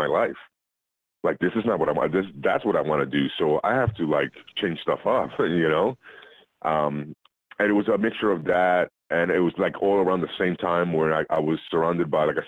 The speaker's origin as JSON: {"language": "English", "country": "Puerto Rico", "tie": "born or raised there", "moved": "yes", "said": "As a kid, I was raised in Puerto Rico"}